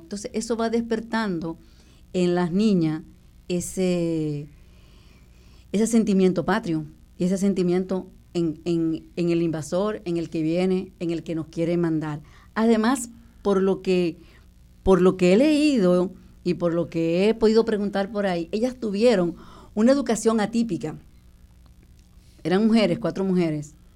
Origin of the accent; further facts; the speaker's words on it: Dominican Republic; moved away as an adult; now in Puerto Rico; nosotros crecimos en la República Dominicana